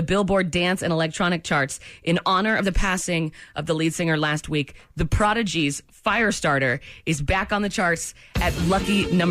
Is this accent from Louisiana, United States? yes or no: no; Maine, United States; moved away as an adult; also born or lived in Los Angeles; I'm from Maine